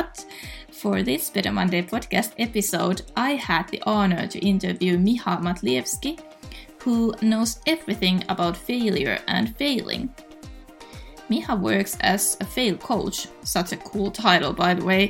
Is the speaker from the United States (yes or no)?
no; Finland; my, let's say, beautiful home country